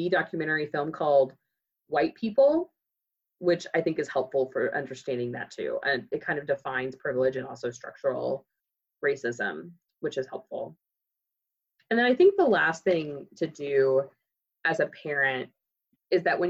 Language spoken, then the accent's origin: English; Moore, Oklahoma, United States; I grew up in Moore, Oklahoma